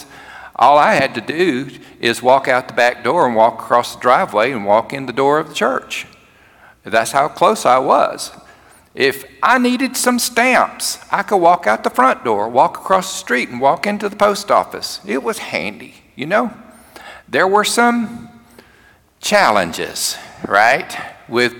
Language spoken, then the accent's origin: English; Cherokee, Alabama, United States; moved away as an adult; We moved to my hometown, to Cherokee, Alabama, to serve as pastor of one of my churches